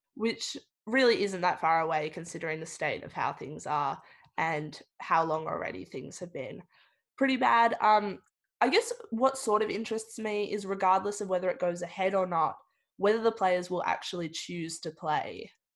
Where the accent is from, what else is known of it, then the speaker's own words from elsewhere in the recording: Victoria, Australia; growing up in Victoria, um, I've really taken for granted all the big sporting events that we have